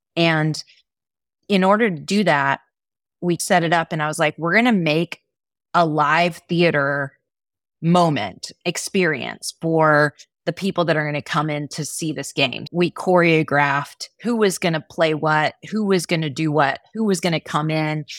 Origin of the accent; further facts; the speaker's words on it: Texas, United States; I come from Texas, which is very sporty kind of space